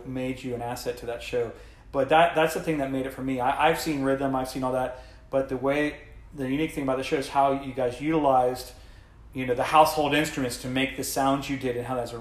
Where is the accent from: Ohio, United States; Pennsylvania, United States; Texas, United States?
Ohio, United States; I'm from Ohio